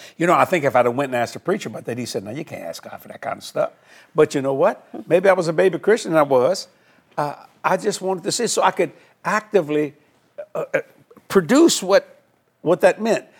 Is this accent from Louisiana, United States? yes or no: yes; New Orleans, Louisiana, United States; also born or lived in Houma, Louisiana; I moved to Houma, but I was raised on the West Bank of New Orleans